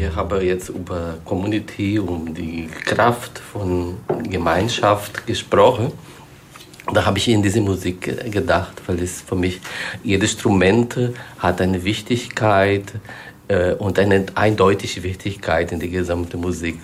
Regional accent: Brazil; German is a second language; now in Germany; ich komme aus Brasilien

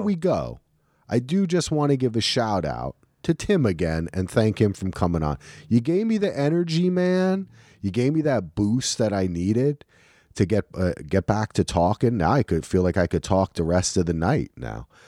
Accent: New Jersey, United States; I'm from New Jersey

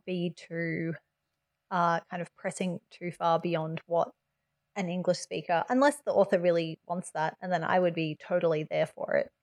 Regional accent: Australia; as an Australian

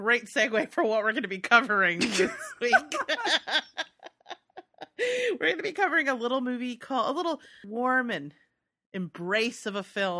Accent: United States; Whatever. We're American.

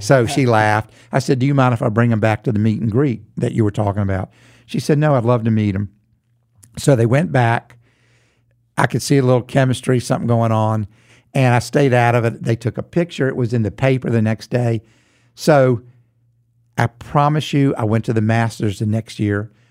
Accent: Charlotte, North Carolina, United States; growing up in Charlotte, a lot of my friends shared my musical journey.

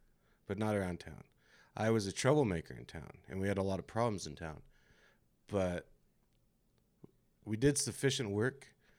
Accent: California, United States; You know, I was just growing up in California in the 90s.

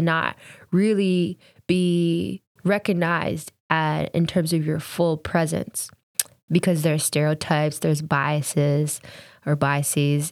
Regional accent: Kingston, Ontario, Canada; growing up in Kingston, there wasn't a lot of other black or brown families

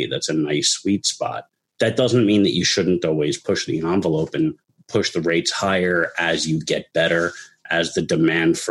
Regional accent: New York, United States; moved away; I'm originally from New York, and I've spent most of my career there

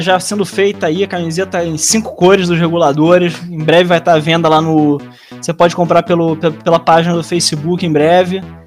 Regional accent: Rio de Janeiro, Brazil; also born or lived in Bananal, São Paulo; minha, minha família tinha fazenda lá, eu nasci lá, mas eu sou do Rio mesmo

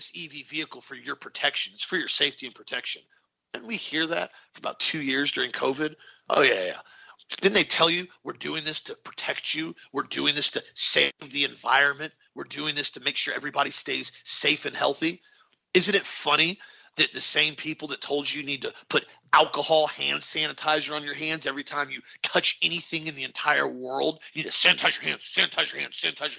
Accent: United States; American patriots

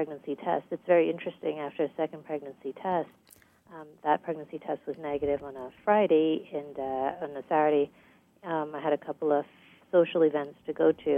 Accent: U.S. Virgin Islands; moved away as an adult; also born or lived in Guyana / Boston / Houston; I was born in Guyana in South America, and I grew up in the United States Virgin Islands.

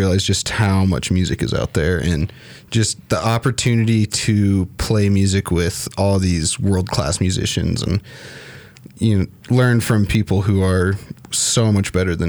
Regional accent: Fort Collins, Colorado, United States; I grew up in Fort Collins, and I've been here my whole life.

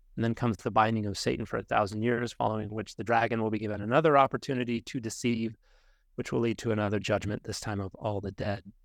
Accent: United States; as particularly American Christians

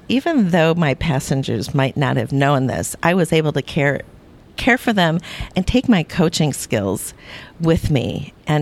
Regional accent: Minneapolis, Minnesota, United States; in my hometown here in the Twin Cities

